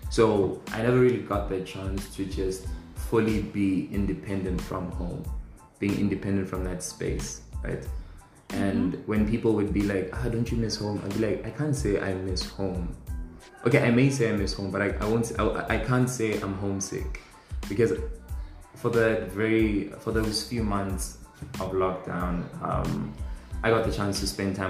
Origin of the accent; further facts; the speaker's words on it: North West, South Africa; Born and raised in the Northwest